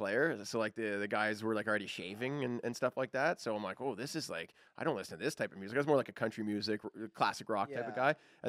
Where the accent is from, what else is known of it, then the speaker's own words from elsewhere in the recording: Beaverton, Ontario, Canada; I grew up in Beaverton, Ontario. A bunch of farm boys.